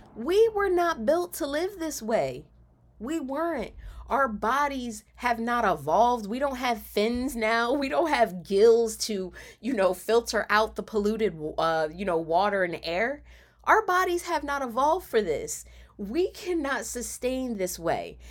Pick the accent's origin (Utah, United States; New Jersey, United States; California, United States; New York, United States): New Jersey, United States; Camden; when I was growing up in Camden